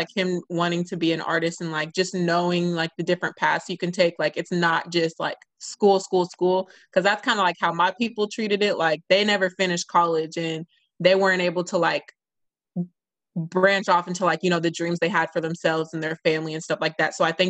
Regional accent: California, United States; I'm from Cali.

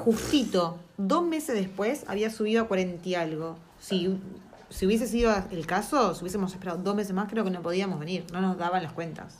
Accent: Argentina; now in New Zealand; nosotros como argentinos

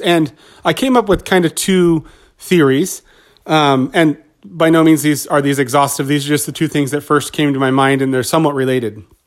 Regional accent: Southern California, United States; I grew up in Southern California

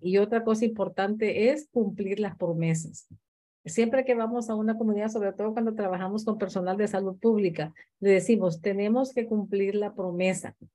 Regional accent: Honduras; also born or lived in Guatemala

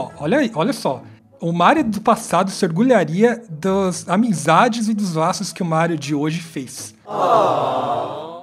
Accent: São Paulo, Brazil; vivi minha vida inteira em São Paulo

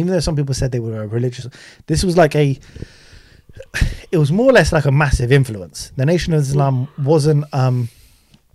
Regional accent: United Kingdom; also born or lived in Pakistan (ancestry); We're British Asians

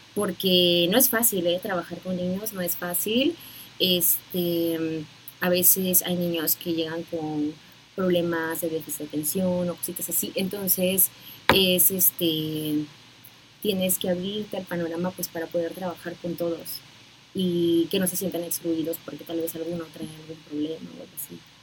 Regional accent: Puerto Escondido, Oaxaca, Mexico; moved away as an adult; now in Mexico City, Mexico; soy originaria de Puerto Escondido, de la costa de Oaxaca

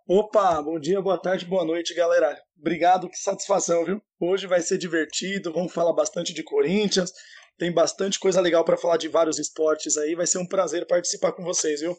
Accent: Santo André, São Paulo, Brazil; Eu sou de Santo André

